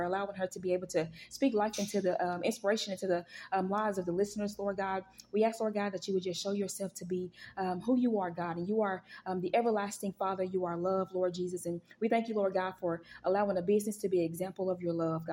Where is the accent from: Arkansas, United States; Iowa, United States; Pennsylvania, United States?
Arkansas, United States; Pine Bluff; I grew up in Pine Bluff.